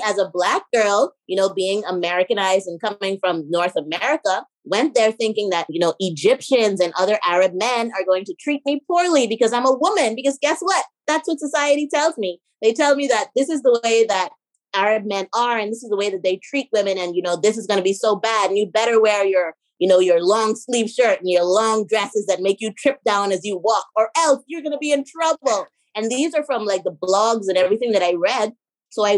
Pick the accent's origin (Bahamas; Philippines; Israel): Bahamas; also born or lived in Georgia, United States / Miami, United States / Dubai / China; I'm born and raised in the Bahamas